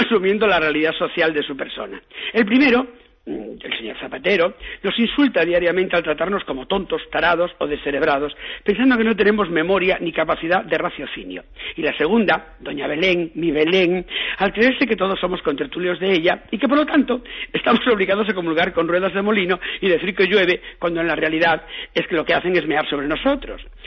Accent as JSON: {"language": "Spanish", "region": "Galicia", "country": "Spain", "said": "en mi tierra, yo que soy gallego"}